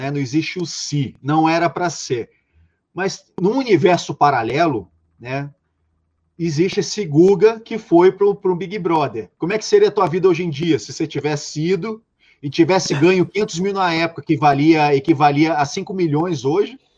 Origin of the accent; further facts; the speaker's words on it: Rio de Janeiro, Brazil; no Rio de Janeiro, né, eu sou carioca, enfim, no Rio de Janeiro foram abertas duas mil vagas. Eu fui o único carioca da minha edição